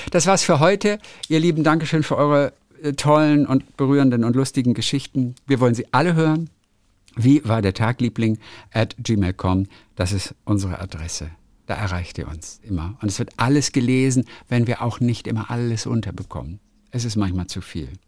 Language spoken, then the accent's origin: German; Pirna, Saxony, Germany; aus Pirna. Das ist meine Heimatstadt.